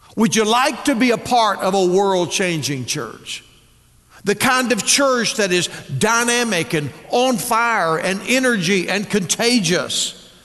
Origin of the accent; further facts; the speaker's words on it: Texas, United States; moved away as an adult; now in Northwest Arkansas, United States; I was raised in Texas